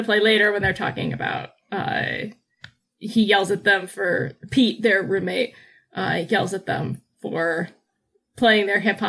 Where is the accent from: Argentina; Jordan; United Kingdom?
United Kingdom; We're using the word telly now because we're British.